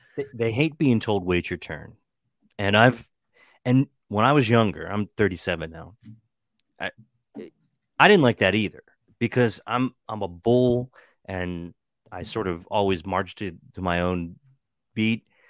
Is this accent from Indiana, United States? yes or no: no; Western Maryland, United States; growing up in Western Maryland